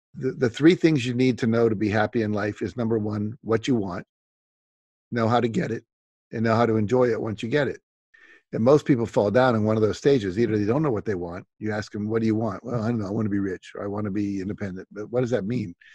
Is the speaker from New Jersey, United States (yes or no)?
no; West Virginia, United States; I grew up in West Virginia